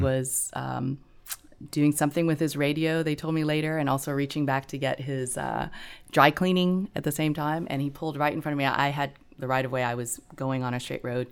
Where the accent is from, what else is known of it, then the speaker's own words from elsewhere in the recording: Gulf Coast, Texas, United States; moved away; we grew up in Texas